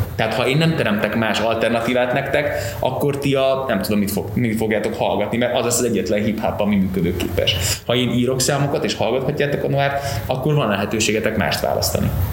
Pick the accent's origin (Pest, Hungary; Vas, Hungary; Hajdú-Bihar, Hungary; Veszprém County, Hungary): Veszprém County, Hungary; Veszprém; also born or lived in Novi Sad, Vojvodina, Serbia; én vajdasági gyerek vagyok. 87-ben születtem Újvidéken, Szerbia, akkor még Jugoszláviának hívták, és mikor átjöttünk ide Magyarországra, akkor értünk pár helyen, de végül Veszprémben telepettünk le, és ott éltünk tíz éven keresztül.